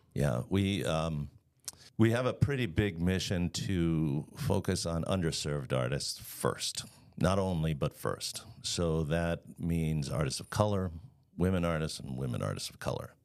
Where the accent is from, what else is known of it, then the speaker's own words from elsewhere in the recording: Long Island, New York, United States; also born or lived in Florida / Dallas, Texas; now in Chicago, United States; I'm originally from Long Island.